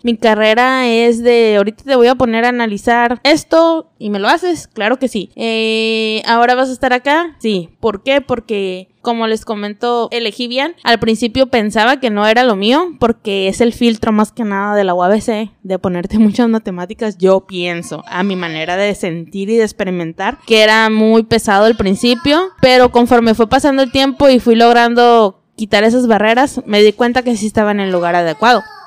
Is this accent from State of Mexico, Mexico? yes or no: no; Mexicali, Baja California, Mexico; moved away as an adult; also born or lived in Tijuana; Yo soy nacida en Mexicali y tuve que mm, dejar a mi familia y todo y empezar a estudiar. A los 19 años, Tijuana, Baja California, empecé a estudiar